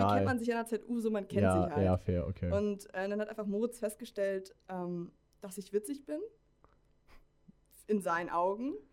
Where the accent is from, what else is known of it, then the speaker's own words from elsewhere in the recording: Flensburg, Schleswig-Holstein, Germany; Ja, ich komme äh, aus Flensburg, was nicht die nördlichste Stadt Deutschlands ist, sondern das ist auf Sylt. Aber die nördlichste kreisfreie Stadt Deutschlands.